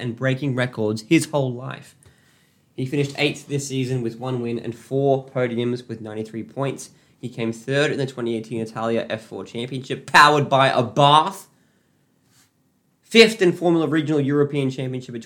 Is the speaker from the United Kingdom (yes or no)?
no; Australia; I'm Australian